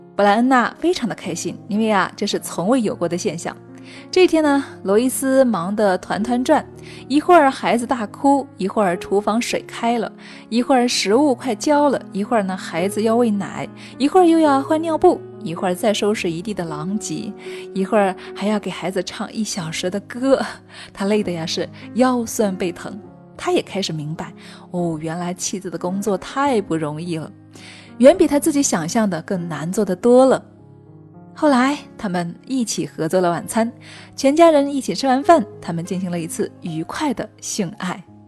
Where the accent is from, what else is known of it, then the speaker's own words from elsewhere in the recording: China; 我们中国人呢，一直是羞于谈论这个话题的